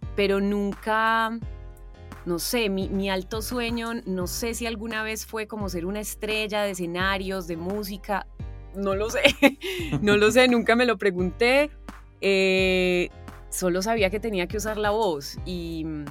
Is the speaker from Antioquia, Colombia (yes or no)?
yes; Paisa, Antioquia, Colombia; accent: paisa; also born or lived in Argentina